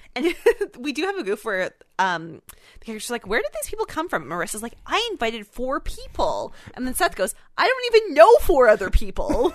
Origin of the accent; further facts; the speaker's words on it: Canada; we're Canadian